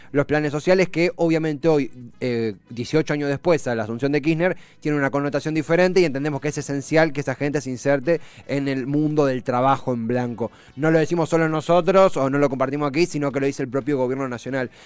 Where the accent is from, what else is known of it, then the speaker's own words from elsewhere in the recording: Argentina; nosotros como argentinos